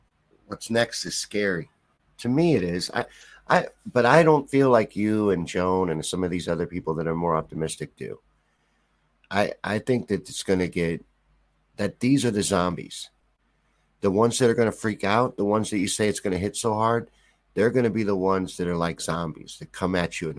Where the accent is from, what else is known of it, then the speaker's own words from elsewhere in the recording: Kentucky, United States; I grew up in Kentucky